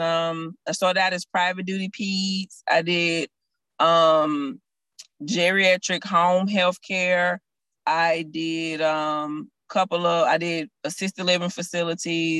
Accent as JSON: {"language": "English", "town": "Chattanooga", "region": "Tennessee", "country": "United States", "tie": "born or raised there", "also_born_or_lived": "Atlanta, Georgia", "moved": "as an adult", "lives_now": "Memphis, United States", "said": "Chattanooga, born and raised. Born and raised in Chattanooga"}